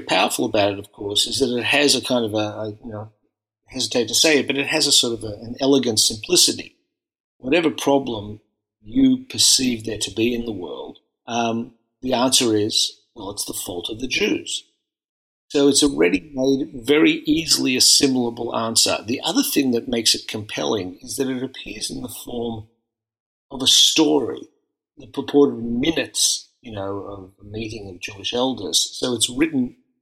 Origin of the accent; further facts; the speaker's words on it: Melbourne, Victoria, Australia; moved away as an adult; I grew up in Melbourne, in a largely refugee and Holocaust survivor community